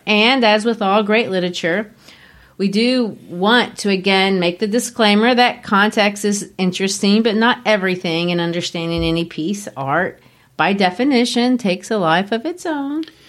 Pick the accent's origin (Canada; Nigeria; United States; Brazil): Brazil; moved away; growing up in Brazil